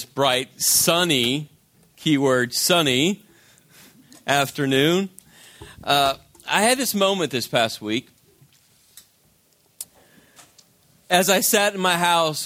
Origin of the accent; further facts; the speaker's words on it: Las Vegas, Nevada, United States; moved away as an adult; now in New Jersey, United States; I'm from Vegas